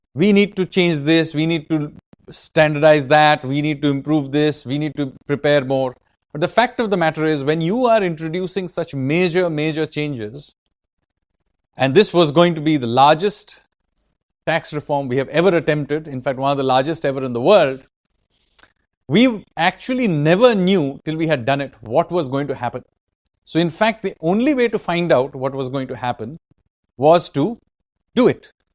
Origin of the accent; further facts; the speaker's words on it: Kolkata, West Bengal, India; I am from Kolkata